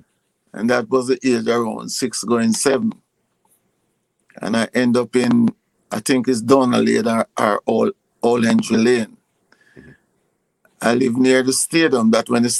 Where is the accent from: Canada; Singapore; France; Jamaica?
Jamaica; Westmoreland; also born or lived in St. Mary, Jamaica; I'm born in Westmoreland